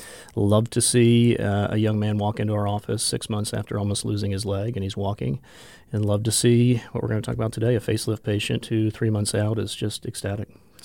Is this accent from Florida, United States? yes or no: yes; Jacksonville, Florida, United States; also born or lived in Atlanta, Georgia; now in Rapid City, United States; Okay. So I grew up in Jacksonville, Florida. Practiced, actually went to school, practiced, and was in Atlanta, Georgia for 22 years.